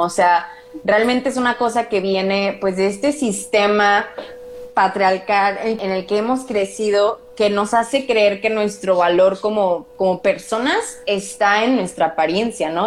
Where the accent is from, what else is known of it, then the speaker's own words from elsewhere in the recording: Morelia, Michoacán, Mexico; yo crecí en Morelia